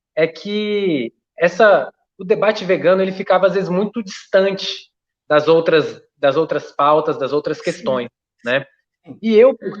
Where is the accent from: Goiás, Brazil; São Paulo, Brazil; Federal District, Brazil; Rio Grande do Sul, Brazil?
Federal District, Brazil; Brasília; eu sou aqui do DF